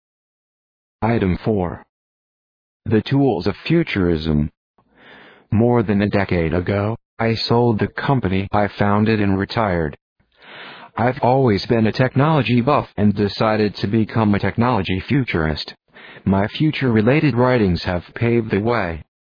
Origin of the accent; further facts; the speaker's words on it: India; now in United States; I was now seeing my hometown with foreign eyes.